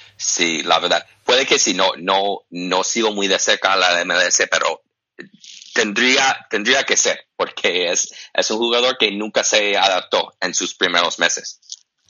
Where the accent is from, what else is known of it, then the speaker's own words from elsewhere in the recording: United States; aunque soy americano